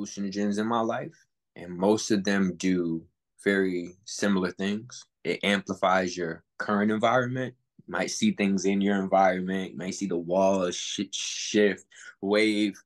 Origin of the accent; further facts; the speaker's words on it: New Haven, Connecticut, United States; coming from New Haven, Connecticut, there's a lot of occult things just embedded in our city